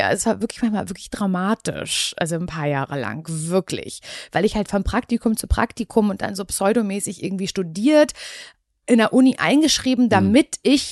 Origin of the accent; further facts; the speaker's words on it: Parchim, Mecklenburg-Vorpommern, Germany; moved away; Ich hatte sehr wenig Geld, als ich weggezogen bin aus Parchim.